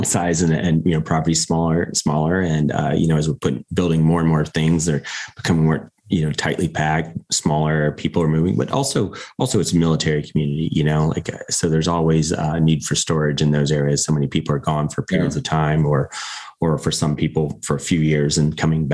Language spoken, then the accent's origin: English; Southwestern Virginia, United States; I'm from Virginia. I'm from like Southwestern Virginia